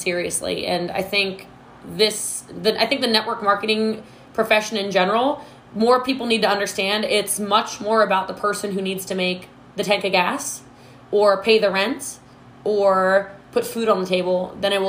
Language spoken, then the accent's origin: English; Maryland, United States; moved away as an adult; now in Frisco, United States; I am from Maryland originally.